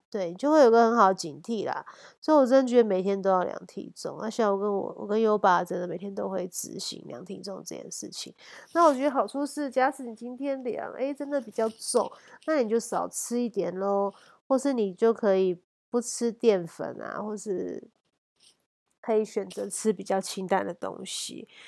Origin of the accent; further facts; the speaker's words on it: Taiwan; born there; 那我觉得我们生在台湾是真的太幸福，随时都有好吃的东西，然后好吃美味各国食物到处都是。